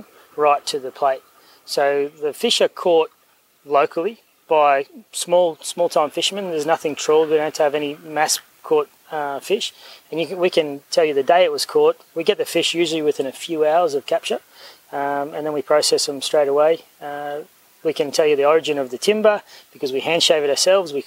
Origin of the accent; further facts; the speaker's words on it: Bundaberg, Queensland, Australia; moved away; also born or lived in Europe; I grew up in Bundaberg